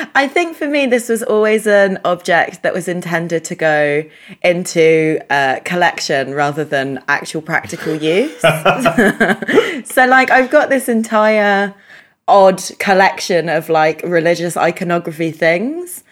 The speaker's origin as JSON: {"language": "English", "country": "United Kingdom", "first_language": "English", "said": "i'm english polish but the problem is is well i'm british polish but the problem is that my first language is english"}